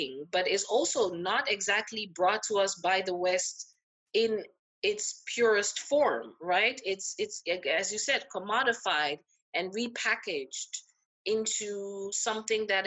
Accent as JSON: {"language": "English", "town": "Amsterdam", "region": "North Holland", "country": "Netherlands", "tie": "born or raised there", "also_born_or_lived": "Ghana", "moved": "as an adult", "lives_now": "Cape Town, South Africa", "said": "I grew up a Christian in Ghana, but then moved to Holland when I was 7"}